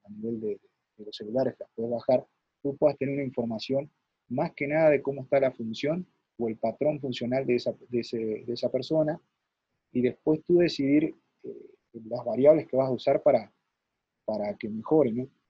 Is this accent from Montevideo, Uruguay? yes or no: no; Nueva Palmira, Colonia, Uruguay; yo soy de Nueva Palmira, este, departamento de Colonia, y y en aquel tiempo, ¿no? Este, en mi pueblo